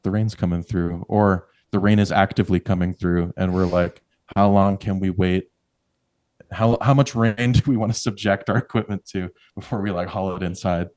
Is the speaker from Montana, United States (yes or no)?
yes; Billings, Montana, United States; moved away as an adult; now in Red Lodge, United States; I come from Billings, just sixty miles down the road